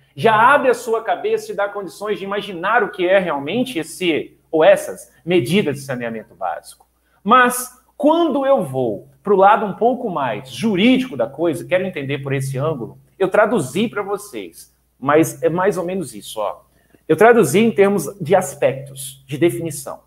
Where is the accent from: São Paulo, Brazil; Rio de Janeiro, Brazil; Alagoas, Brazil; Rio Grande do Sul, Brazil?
Rio de Janeiro, Brazil; Duque de Caxias; moved away; Eu nasci no Rio de Janeiro, no Duque de Caxias, minha família tá, tramita entre Rio e Minas Gerais